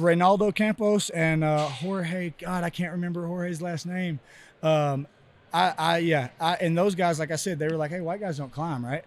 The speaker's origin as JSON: {"language": "English", "region": "Texas", "country": "United States", "said": "I'm from Texas"}